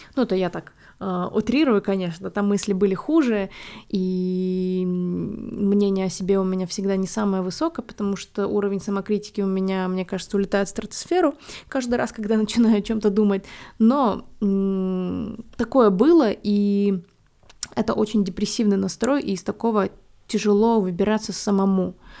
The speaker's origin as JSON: {"language": "Russian", "country": "Belarus", "tie": "born or raised there", "moved": "as an adult", "lives_now": "Warsaw, Poland", "said": "я там выросла, родилась, и это мой дом"}